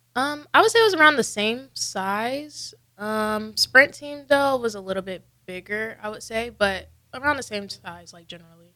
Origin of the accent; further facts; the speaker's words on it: Peoria, Illinois, United States; moved away as an adult; now in Nebraska, United States; I'm from Illinois, a small town called Peoria